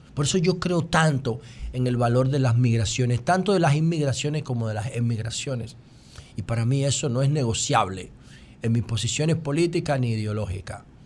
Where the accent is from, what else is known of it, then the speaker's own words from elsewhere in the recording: Dominican Republic; nuestro país